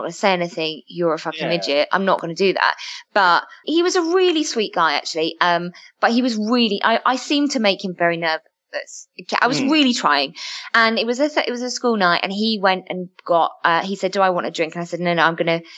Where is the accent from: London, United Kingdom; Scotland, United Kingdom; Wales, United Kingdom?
London, United Kingdom; I'm from Southeast London and Brixton